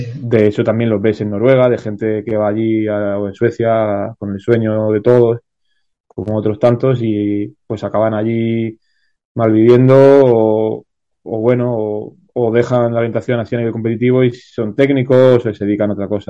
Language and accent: Spanish; Málaga, Andalusia, Spain; yo soy de Málaga